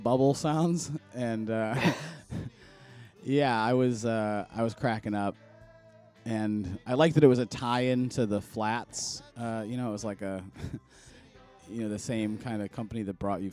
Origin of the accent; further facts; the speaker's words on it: Buffalo, New York, United States; moved away; I'm originally from Buffalo, so spent a lot of time in Ontario myself